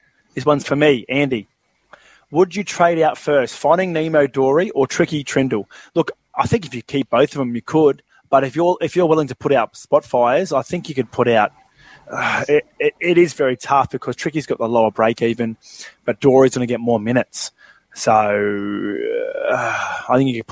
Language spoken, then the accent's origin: English; Granville, New South Wales, Australia; I grew up in Granville. It's a bit of the hood.